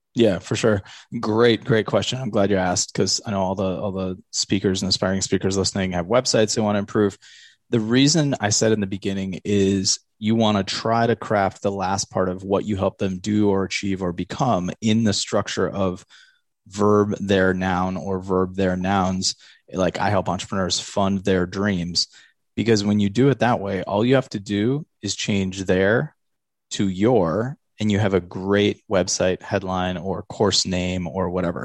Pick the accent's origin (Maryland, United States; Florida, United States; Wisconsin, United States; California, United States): Wisconsin, United States; Eau Claire; I grew up in Eau Claire